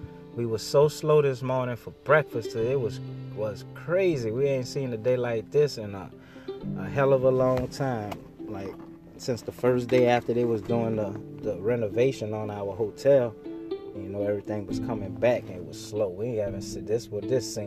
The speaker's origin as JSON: {"language": "English", "town": "New Orleans", "region": "Louisiana", "country": "United States", "said": "I'm from New Orleans."}